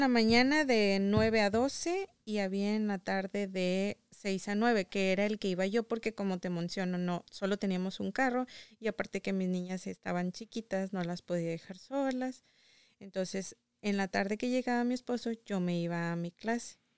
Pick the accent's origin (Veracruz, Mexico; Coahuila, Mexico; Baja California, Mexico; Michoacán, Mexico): Coahuila, Mexico; Saltillo; moved away as an adult; now in United States; Soy de Saltillo, Coahuila